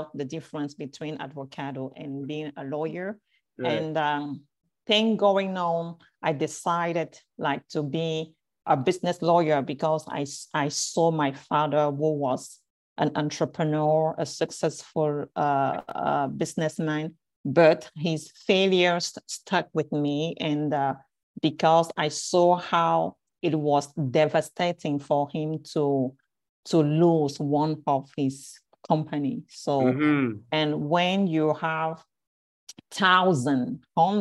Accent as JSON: {"language": "English", "country": "France", "tie": "born or raised there", "also_born_or_lived": "Cameroon", "second_language": "English", "moved": "yes", "said": "I'm a Cameroonian, originally from Cameroon. And I grew up in France"}